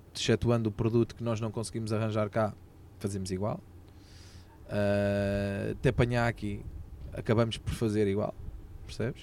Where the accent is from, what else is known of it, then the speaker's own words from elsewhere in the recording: Sintra, Lisbon, Portugal; eu depois já nasci aqui em Sintra, portanto sou saloio de gema